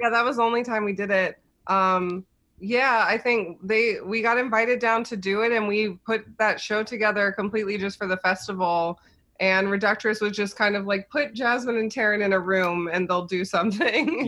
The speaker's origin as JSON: {"language": "English", "town": "Cincinnati", "region": "Ohio", "country": "United States", "tie": "born or raised there", "also_born_or_lived": "New York", "moved": "as an adult", "said": "I grew up in Cincinnati"}